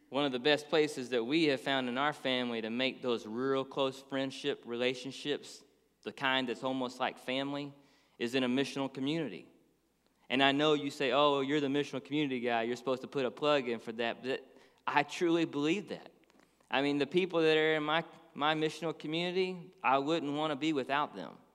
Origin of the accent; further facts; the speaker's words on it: Dallas, Texas, United States; moved away as an adult; now in Florida, United States; We grew up in Dallas, Texas. So we lived there for twenty-something years